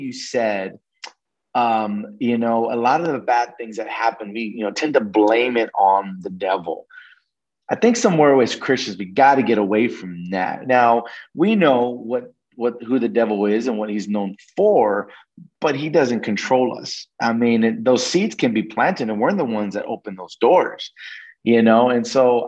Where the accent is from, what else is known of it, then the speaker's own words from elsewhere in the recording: Oklahoma, United States; moved away; also born or lived in New Mexico; I'm originally from Oklahoma, but we actually moved to New Mexico once my parents got that divorce